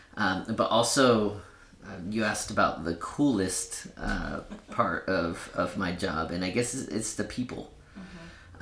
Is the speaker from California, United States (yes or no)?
yes; Sacramento, California, United States; first language Spanish; English is a second language; now in Cache Valley, United States; I am from Sacramento, California